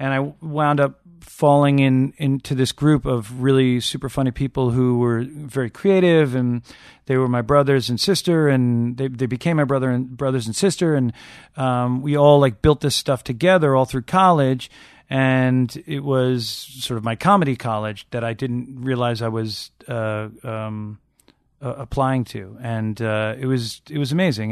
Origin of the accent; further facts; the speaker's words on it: Long Island, New York, United States; growing up on Long Island